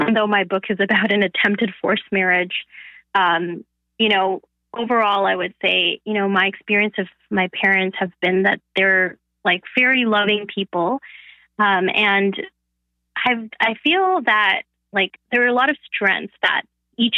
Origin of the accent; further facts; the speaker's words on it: Canada; first language Bengali; English is a second language; growing up in Canada